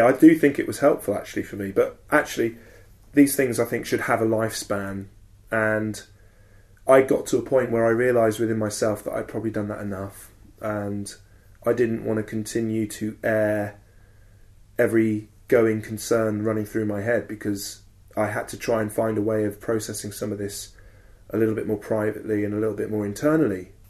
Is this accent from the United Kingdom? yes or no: yes; Southern England, United Kingdom; also born or lived in Bournemouth; Southern English men like me